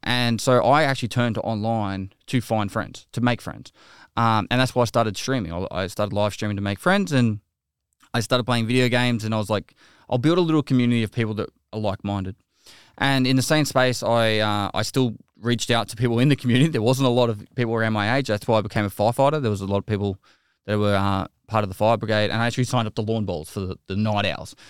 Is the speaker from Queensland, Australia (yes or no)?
no; Geelong, Victoria, Australia; I'm a Geelong boy at heart, so I grew up in Geelong